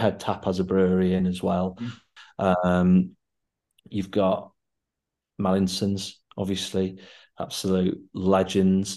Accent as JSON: {"language": "English", "region": "Yorkshire and the Humber", "country": "United Kingdom", "also_born_or_lived": "Leeds", "said": "I'm from, you know, from Yorkshire"}